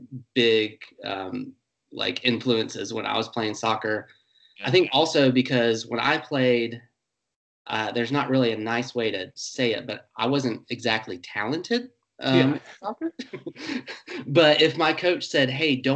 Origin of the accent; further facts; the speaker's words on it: Greenville, United States; I was born in Greenville. I'm 38 now, and I've spent probably about 29, 30 years of my life in Greenville.